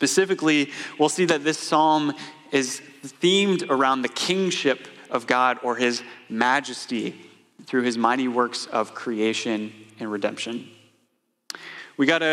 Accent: Atlanta, Georgia, United States; moved away as an adult; my wife Casey and I moved up here from Atlanta, Georgia 5 years ago, and that's where we grew up.

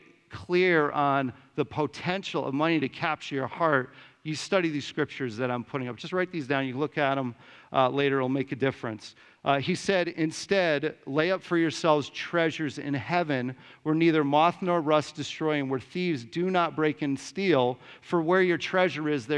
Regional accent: Simsbury, Connecticut, United States; moved away as an adult; I grew up in Simsbury

